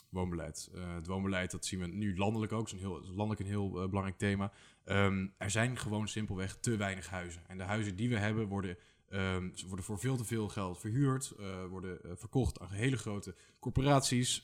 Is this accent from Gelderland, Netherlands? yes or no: no; IJsselstein, Utrecht, Netherlands; moved away as an adult; also born or lived in Leiden; ik kom uit IJsselstein, hier vlakbij